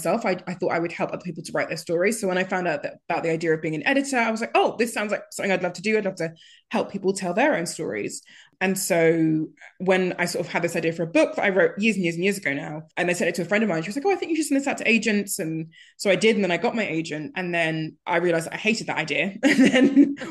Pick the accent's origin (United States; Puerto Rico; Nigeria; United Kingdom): Nigeria; being Nigerian